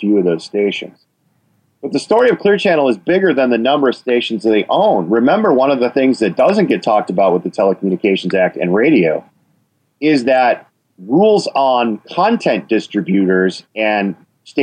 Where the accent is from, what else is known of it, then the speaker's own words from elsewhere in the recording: Wisconsin, United States; you can hear my accent. I mean, I'm from Wisconsin